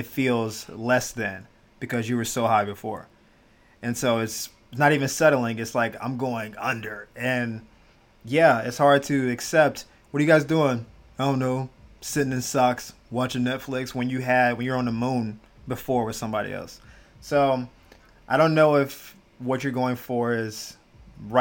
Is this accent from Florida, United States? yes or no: yes; Florida, United States; moved away as an adult; also born or lived in Jacksonville / Miami / Gainesville; I'm born and raised in Florida, all around Jacksonville, Miami, all that good stuff. Gainesville